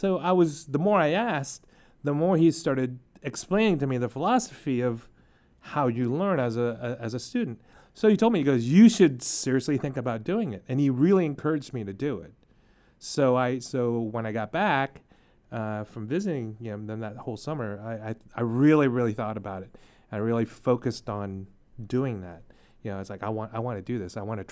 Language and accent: English; United States; I was born and raised here in America.